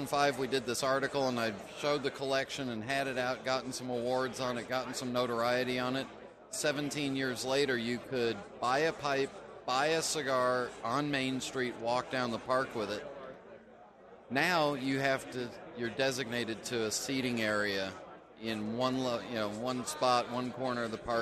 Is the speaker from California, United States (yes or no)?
yes; Los Angeles, California, United States; now in Charlotte, United States; I grew up in Los Angeles, but I live outside of Charlotte, North Carolina now.